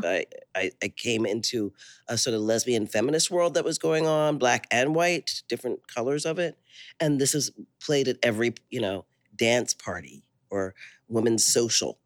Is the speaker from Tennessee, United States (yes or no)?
no; Philadelphia, Pennsylvania, United States; also born or lived in Liberia; now in Oakland, United States; Philadelphia where I grew up